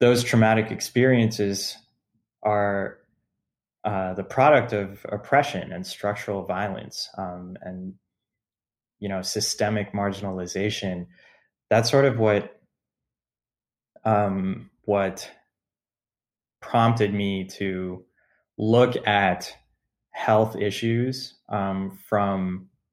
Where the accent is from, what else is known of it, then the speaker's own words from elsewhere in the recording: United States; being American and having parents come from these parts of the world